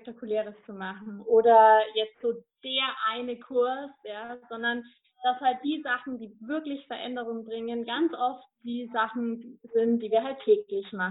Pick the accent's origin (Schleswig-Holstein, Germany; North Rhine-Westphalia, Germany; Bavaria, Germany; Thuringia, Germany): Bavaria, Germany; Ich komme aus der Region Nürnberg-Fürth-Erlangen